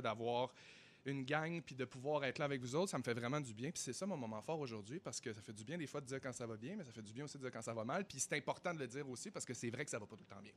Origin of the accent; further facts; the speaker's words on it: Chicoutimi, Quebec, Canada; moved away; moi, je viens de Chicoutimi.